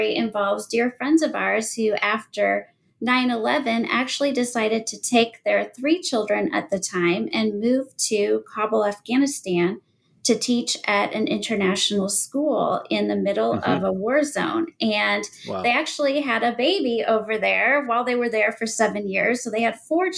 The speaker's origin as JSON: {"language": "English", "region": "Nebraska", "country": "United States", "tie": "born or raised there", "said": "I was born and raised in Nebraska, and I'm actually still here in Nebraska"}